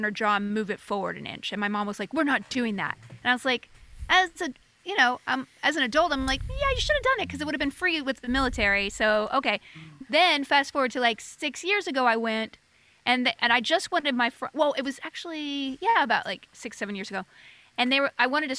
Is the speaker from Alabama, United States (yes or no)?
yes; Alabama, United States; now in Los Angeles, United States; I'm from Alabama.